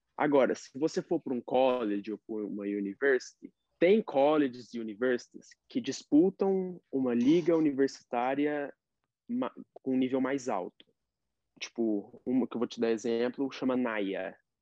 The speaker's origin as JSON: {"language": "Portuguese", "town": "Uberaba", "region": "Minas Gerais", "country": "Brazil", "moved": "yes", "lives_now": "United States", "said": "eu sou de Uberaba"}